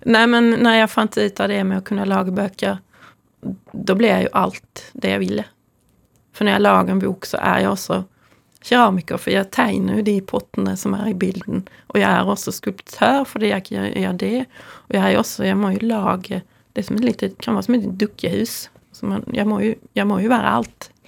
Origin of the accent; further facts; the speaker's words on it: near Louisiana art museum, ferry from Helsingborg, Skåne, Sweden; now in Norway; Jeg er oppvokst nær Luciana kunstmuseum, så jeg var ofte der fra jeg var 15 og fremover